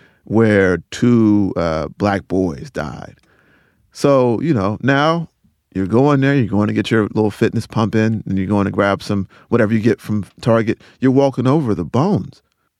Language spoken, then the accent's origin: English; Rocky Mount, North Carolina, United States; I'm from Rocky Mount, North Carolina, and it was submerged completely